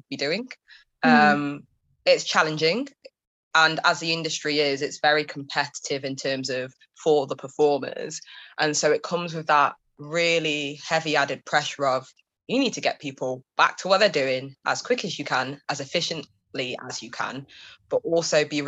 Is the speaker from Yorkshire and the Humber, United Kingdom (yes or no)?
no; Derby, East Midlands, United Kingdom; now in London, United Kingdom; I grew up in Derby in the Midlands